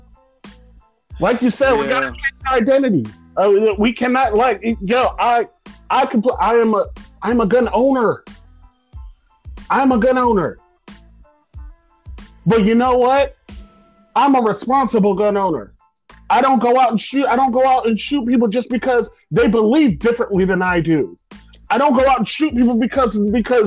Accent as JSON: {"language": "English", "country": "United States", "said": "we as an American people"}